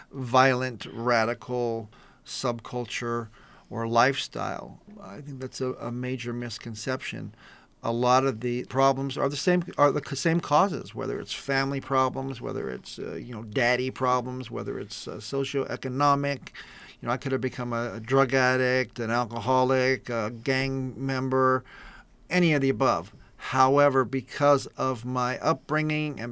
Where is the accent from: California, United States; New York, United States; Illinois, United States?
California, United States; East San Gabriel Valley; born or raised there